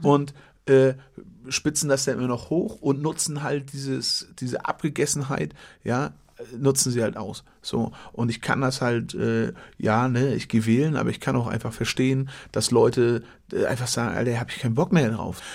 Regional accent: Western Pomerania, Mecklenburg-Vorpommern, Germany; Ich komme aus Mecklenburg, aus Vorpommern

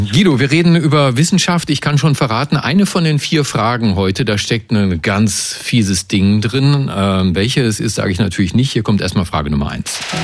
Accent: Hamelin, Lower Saxony, Germany; Ich komme aus der Gegend ja. um Hameln

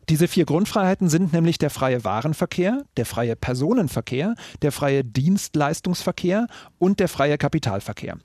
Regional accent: Berlin, Germany; mir als Berliner

